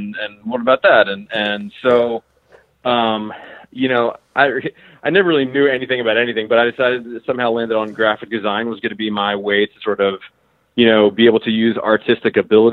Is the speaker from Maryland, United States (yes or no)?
yes; Baltimore suburbs, Maryland, United States; I was born in Baltimore, and fairly soon thereafter moved into the suburbs